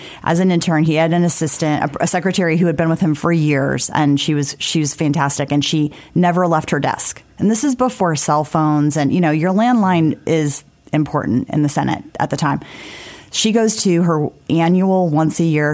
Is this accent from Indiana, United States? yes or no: yes; South Bend, Indiana, United States; also born or lived in Washington, D.C.; now in Indianapolis, United States; I grew up in South Bend, like everybody's good in football